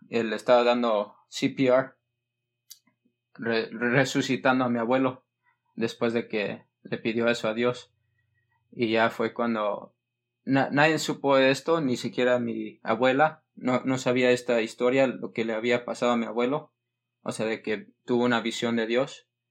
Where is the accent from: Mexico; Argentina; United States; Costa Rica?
United States; California; yo nací en California, en Estados Unidos